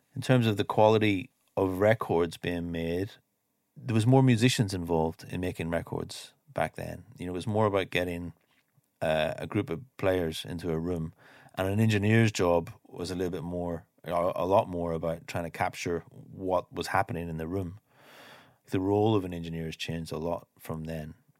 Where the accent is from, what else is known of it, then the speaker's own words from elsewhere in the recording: Ireland; moved away as an adult; also born or lived in London; I grew up here in Ireland